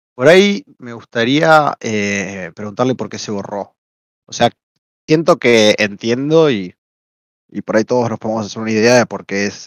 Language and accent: Spanish; Argentina; soy argentino